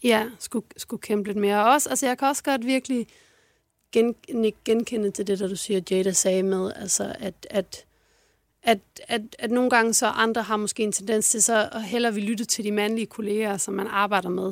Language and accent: Danish; Odense, Southern Denmark, Denmark; Jeg er fra Fyn. Fra en, en forstad til Odense